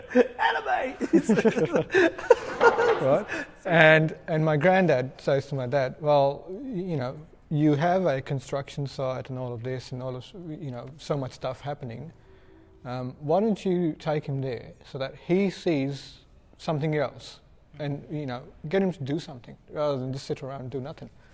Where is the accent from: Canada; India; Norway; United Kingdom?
India; I'm from India